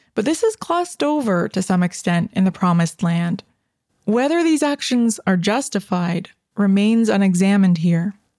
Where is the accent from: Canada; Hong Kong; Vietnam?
Canada; I'm Canadian, and I live in Canada